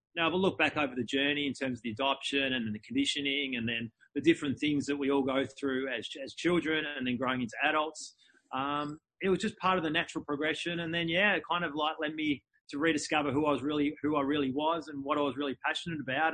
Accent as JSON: {"language": "English", "town": "Melbourne", "region": "Victoria", "country": "Australia", "tie": "born or raised there", "said": "I was born in, in Melbourne, in Melbourne, Australia."}